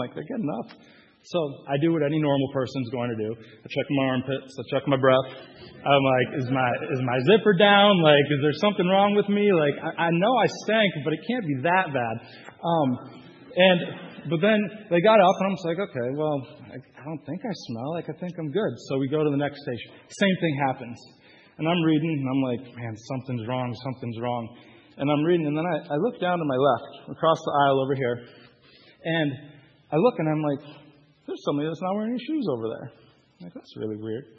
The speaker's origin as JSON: {"language": "English", "region": "California", "country": "United States", "moved": "as an adult", "lives_now": "Detroit, United States", "said": "I'm from California originally."}